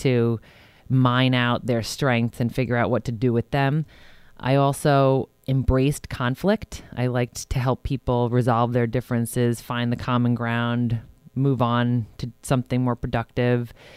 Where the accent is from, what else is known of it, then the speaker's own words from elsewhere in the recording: Huntington, New York, United States; moved away as an adult; also born or lived in Arizona / Rhode Island; now in Westchester, United States; I grew up in Huntington, New York, which is a part of Long Island, New York. And I spent, um, my entire childhood there